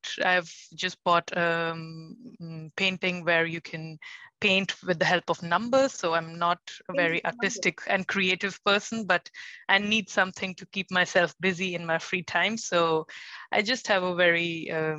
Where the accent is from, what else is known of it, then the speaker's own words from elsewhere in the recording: India; moved away as an adult; now in Germany; So basically, I'm born and brought up in India, and all my education has been there.